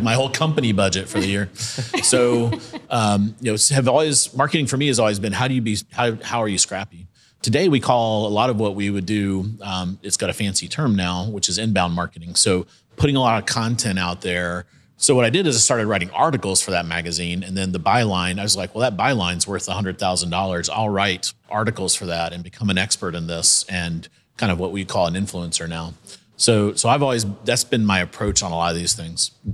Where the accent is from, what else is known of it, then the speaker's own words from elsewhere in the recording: South Carolina, United States; moved away; I'm from South Carolina, so went to the University of South Carolina